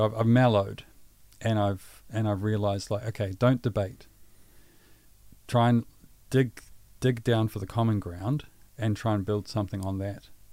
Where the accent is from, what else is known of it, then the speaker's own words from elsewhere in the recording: Pukekohe, Auckland, New Zealand; also born or lived in Waikato; I born and raised in Pukekohe